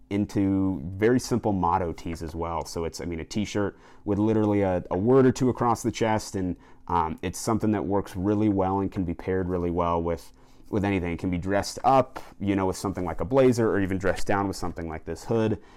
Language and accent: English; Colorado, United States; Colorado, where my home state is